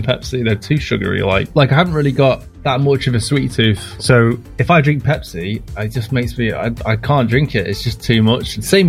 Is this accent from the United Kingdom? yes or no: yes; United Kingdom; I mean, obviously, I'm British, so I like tea.